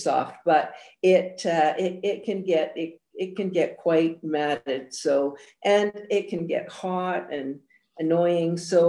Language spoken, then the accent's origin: English; Edmonton, Alberta, Canada; also born or lived in Scotland; Well, I was born in Scotland. And came to Edmonton as a child and absolutely hated it, was terribly, terribly homesick, and mostly because my family was all back in Scotland